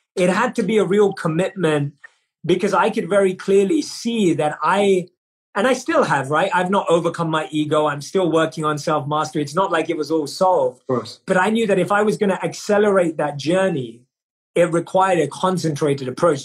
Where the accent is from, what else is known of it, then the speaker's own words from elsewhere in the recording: London, United Kingdom; born and raised in London, and I grew up in a society where success and achievement was seen as the metric